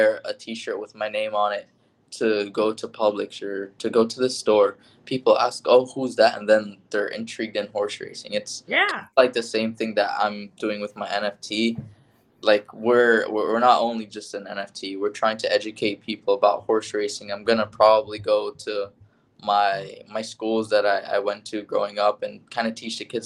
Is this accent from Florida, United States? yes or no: yes; Hollywood, Florida, United States; also born or lived in Pembroke Pines, Florida; I grew up in this area, born and raised in Hollywood, Pembroke Pines, Florida